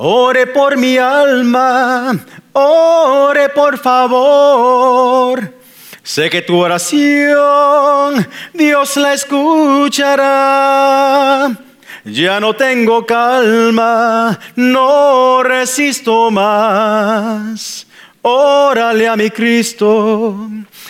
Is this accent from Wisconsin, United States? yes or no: yes; Milwaukee, Wisconsin, United States; moved away; the church that I was raised in Milwaukee